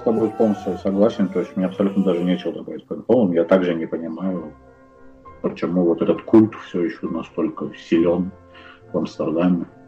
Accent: Baku, Azerbaijan; я из Баку

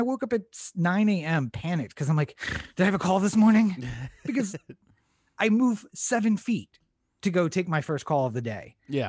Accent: Maryland, United States; moved away as an adult; now in Southern California, United States; we're from Maryland

